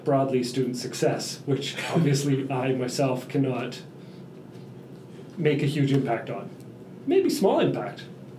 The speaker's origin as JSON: {"language": "English", "town": "Burlington", "region": "Ontario", "country": "Canada", "tie": "born there", "said": "Burlington, Ontario."}